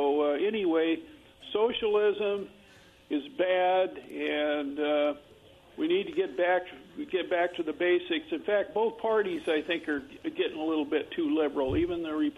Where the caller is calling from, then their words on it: Kennewick, Washington, United States; This is … from Kennewick